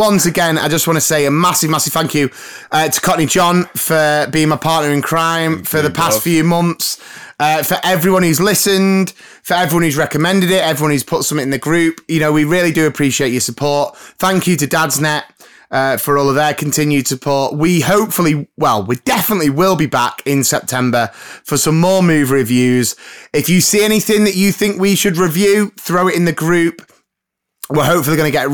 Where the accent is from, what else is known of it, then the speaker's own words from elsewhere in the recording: Blyth, North East England, United Kingdom; I was born in Blythe, but I was made in the Loyal Navy